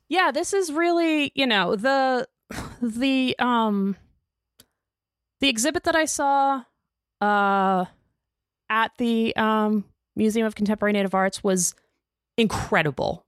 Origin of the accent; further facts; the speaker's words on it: United States; I'm an American